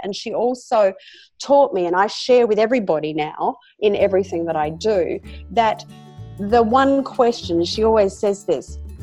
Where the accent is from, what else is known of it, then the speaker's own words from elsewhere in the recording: Australia; accent: Australian; This is where I'm born and bred